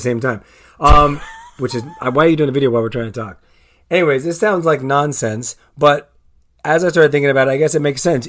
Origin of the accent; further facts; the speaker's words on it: La Puente, California, United States; I grew up on La Puente